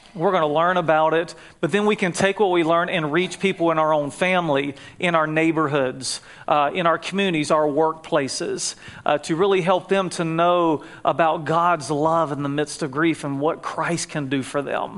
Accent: North Carolina, United States; accent: Southern; moved away as an adult; also born or lived in Jacksonville, Florida; now in California, United States; When I was 2 years old, we moved up to North Carolina, and that's where I grew up, acquired this Southern accent that will not leave me

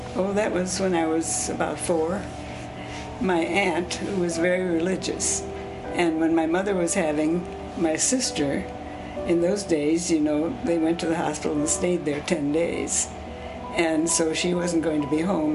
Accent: Pandora, Ohio, United States; first language Swiss German; English is a second language; about two miles outside of a small town called Pandora, Ohio. So it was a rural area, and uh, the community I was born in was German Swiss

